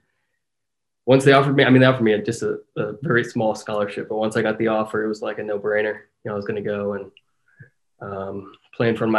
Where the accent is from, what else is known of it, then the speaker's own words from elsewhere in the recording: Centerville, Ohio, United States; moved away; growing up playing soccer in Ohio. I mean, that was before academies and all that stuff, right? So playing for my little hometown soccer club, Centerville Galaxies